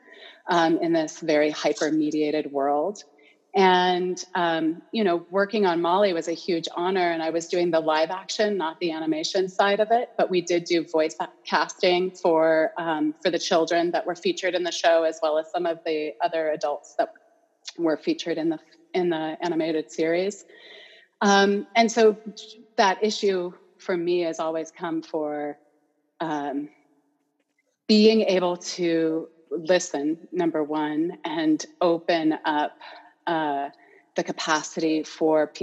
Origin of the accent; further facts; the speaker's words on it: Santa Fe, New Mexico, United States; moved away as an adult; now in Fairbanks, United States; I'm originally from Santa Fe, New Mexico